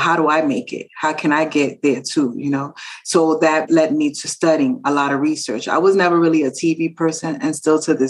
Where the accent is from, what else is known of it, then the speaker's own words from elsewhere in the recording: New York City, New York, United States; I born and raised in the Bronx, born and raised in the Bronx from Dominican family that immigrated into